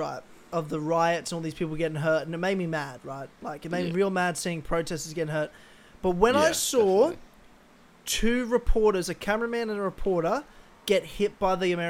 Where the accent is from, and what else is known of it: Australia